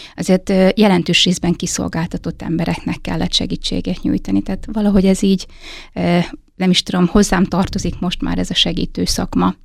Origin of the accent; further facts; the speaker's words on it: Hajdúdorog, Hajdú-Bihar, Hungary; moved away as an adult; now in Nyíregyháza, Hungary; én hajdudorogról származom